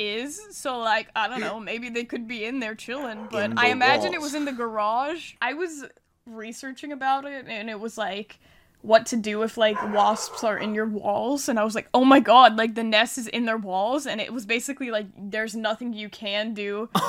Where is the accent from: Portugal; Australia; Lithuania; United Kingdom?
United Kingdom; I'm British.